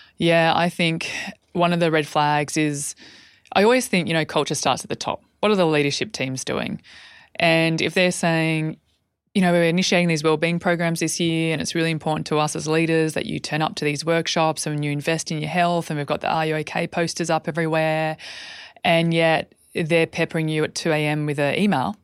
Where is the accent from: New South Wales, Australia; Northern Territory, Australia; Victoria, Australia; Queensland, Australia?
New South Wales, Australia; Albury; when I was a young girl growing up in Aubrey.